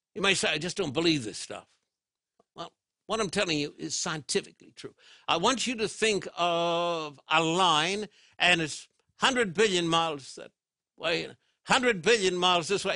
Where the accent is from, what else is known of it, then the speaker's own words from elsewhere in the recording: Brisbane, Queensland, Australia; When I was a boy growing up in Brisbane, Australia